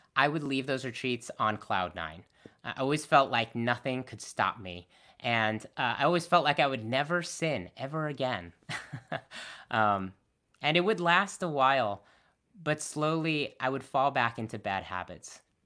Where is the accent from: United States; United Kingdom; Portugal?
United States; Connecticut; also born or lived in Boston; I was born and raised in Connecticut